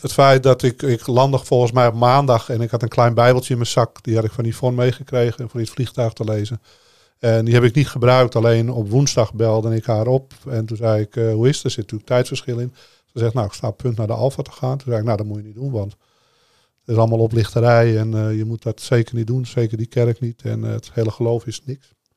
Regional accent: Amsterdam, North Holland, Netherlands; ik kom uit Amsterdam en eh, op straat was ik de baas

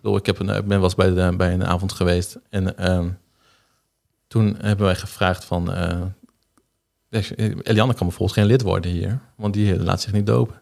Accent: Zuidhorn, Groningen, Netherlands; ik ben geboren in Zuidhoorn eh, op 12 november in 1990.

